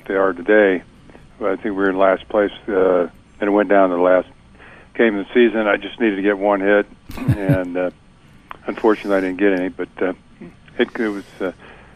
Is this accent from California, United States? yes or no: yes; California, United States; I grew up in California